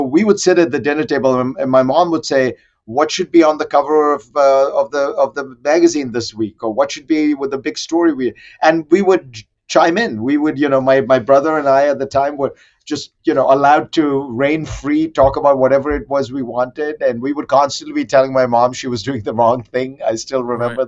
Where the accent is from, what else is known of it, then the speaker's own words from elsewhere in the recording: Mumbai, Maharashtra, India; I grew up in India in the 60s and 70s